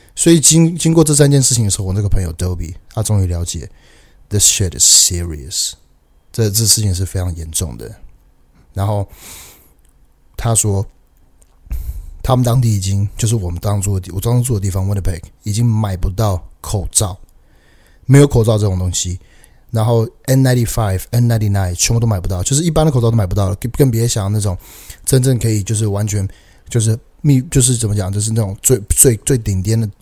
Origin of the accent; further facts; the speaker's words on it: Taiwan; also born or lived in Canada; 加我台湾人，所以我们都是，都是亚洲人